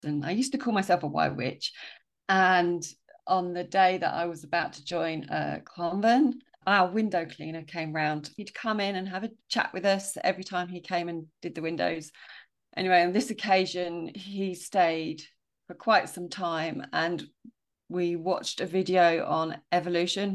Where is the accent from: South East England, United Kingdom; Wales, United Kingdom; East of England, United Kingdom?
South East England, United Kingdom; Sussex; I grew up in Well, S-, Sussex, moved a few times.